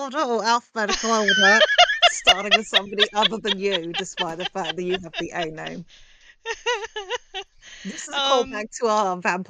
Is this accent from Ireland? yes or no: no; England, United Kingdom; Being English sucks.